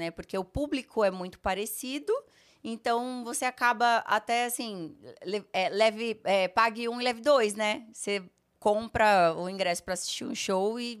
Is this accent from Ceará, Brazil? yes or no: no; Rondônia, Brazil; also born or lived in Sertanópolis; Eu nasci em Sertanópolis, no interior do Paraná. Morei acho que um ano ou dois só, porque meu pai recebeu uma proposta para ser diretor de um hospital é, em Rondônia.